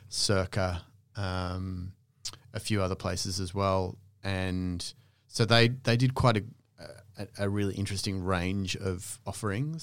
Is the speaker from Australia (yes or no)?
yes; Australia; moved away as an adult; also born or lived in London; I was from Australia